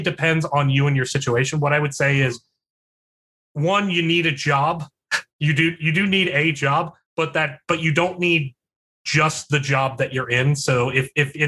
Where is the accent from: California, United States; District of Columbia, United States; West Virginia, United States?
West Virginia, United States; also born or lived in Philadelphia; now in Charlottesville, United States; I'm from West Virginia and I was living in Philadelphia. So let that sink in terms of how densely populated my hometown is